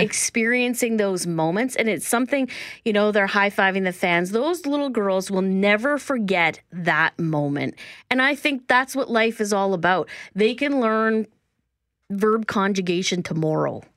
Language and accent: English; Winnipeg, Manitoba, Canada